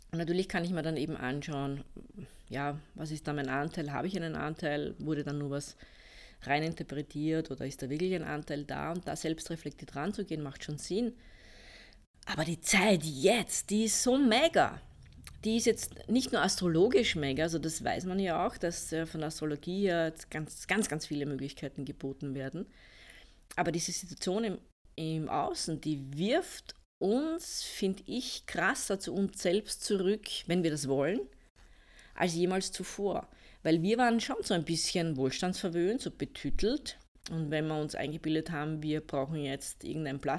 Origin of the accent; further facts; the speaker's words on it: Austria; also ich bin ja aus Österreich, wie man wahrscheinlich unschwer hören kann.